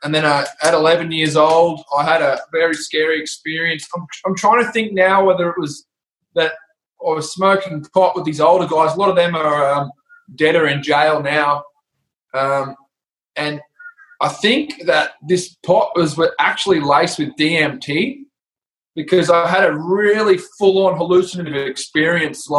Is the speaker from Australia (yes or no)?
yes; Brisbane, Queensland, Australia; I grew up in Brisbane, Strathpine, Bray Park